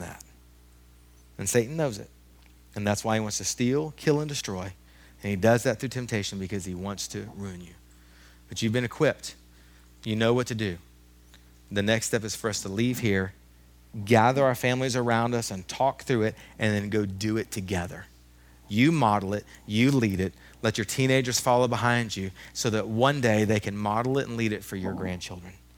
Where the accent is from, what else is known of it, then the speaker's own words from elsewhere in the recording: United States; as an American male